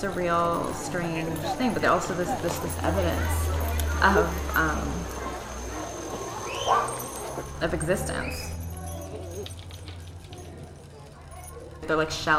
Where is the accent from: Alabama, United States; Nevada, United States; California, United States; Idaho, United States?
Nevada, United States; Las Vegas; moved away as an adult; now in Oakland, United States; I'm from Vegas, and I feel like this is the longest I've lived outside of Vegas.